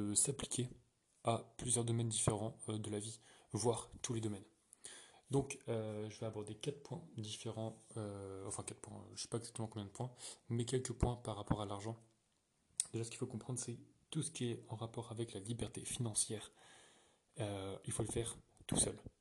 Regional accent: France; je suis français

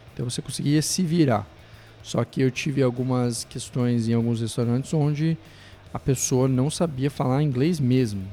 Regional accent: Araranguá, Santa Catarina, Brazil; also born or lived in Curitiba / Montreal; now in Vancouver, Canada; vim de Curitiba, mas sou natural de Santa Catarina, uma cidade chamada Araranguá

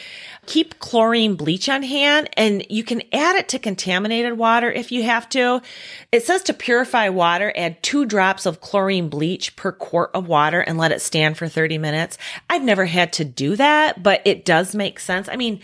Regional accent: Midwest, United States; We're from the Midwest. It's just a bad thunderstorm.

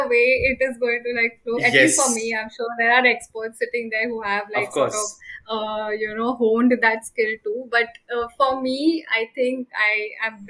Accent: Mumbai, Maharashtra, India; I grew up in Matunga. Then I shifted to Navi Mumbai.

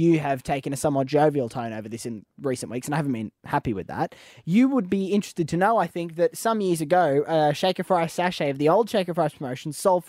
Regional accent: Queensland, Australia; I am a Queenslander by birth

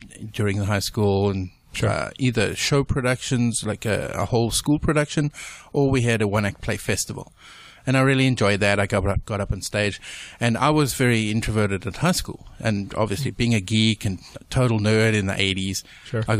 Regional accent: South Africa; moved away as an adult; now in United States; I'm from South Africa originally. So yes, you are listening with an accent

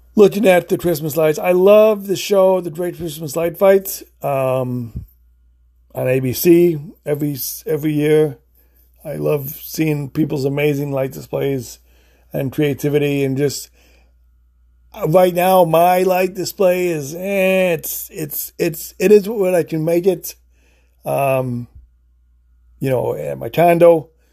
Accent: Illinois, United States; now in Florida, United States; I live in Florida, but I grew up in Illinois.

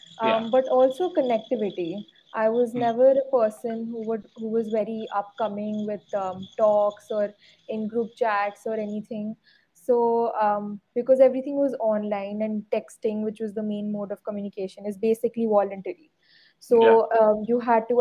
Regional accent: Patiala, Punjab, India; I am from Patiala

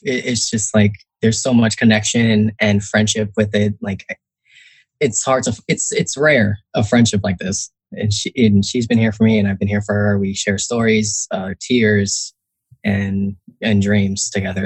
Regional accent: Northern New Jersey, United States; also born or lived in Newark, New Jersey; I grew up in Northern New Jersey

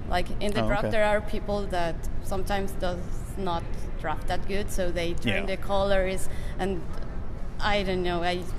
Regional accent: Mexico; I'm from Mexico.

